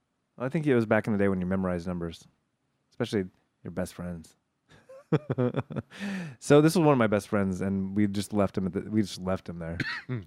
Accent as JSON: {"language": "English", "town": "Granada Hills", "region": "California", "country": "United States", "tie": "born or raised there", "said": "When we would go back to LA, I would stay with my parents at the house I grew up in Granada Hills."}